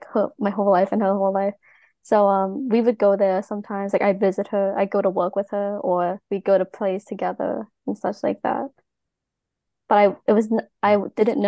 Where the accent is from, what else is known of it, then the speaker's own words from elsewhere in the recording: Long Island, New York, United States; I was raised on Long Island, New York